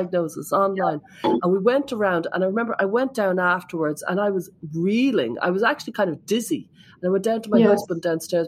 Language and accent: English; Ireland; I'm there from Ireland